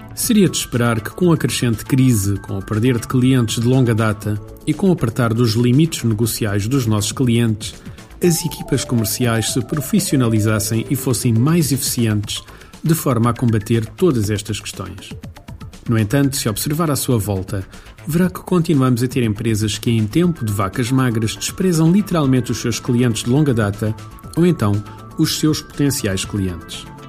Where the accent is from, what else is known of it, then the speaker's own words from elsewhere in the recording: Beira Alta, Portugal; Aqui na minha terra, na Beira Alta, é bastante frequente